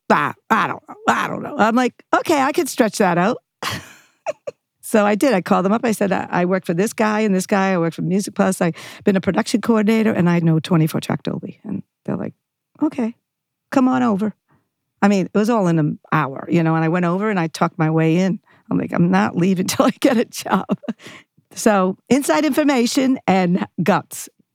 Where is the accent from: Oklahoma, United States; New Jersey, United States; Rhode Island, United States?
Rhode Island, United States; Johnston; also born or lived in Providence, Rhode Island; now in Los Angeles, United States; I grew up in, uh, Rhode Island, Providence, then Johnston, very s, small place, Johnston, Rhode Island